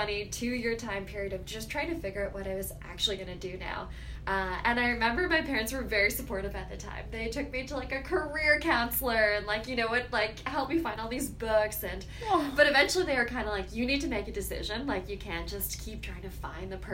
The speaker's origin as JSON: {"language": "English", "town": "Toronto", "region": "Ontario", "country": "Canada", "tie": "born or raised there", "also_born_or_lived": "Sackville, New Brunswick", "said": "I grew up in Toronto"}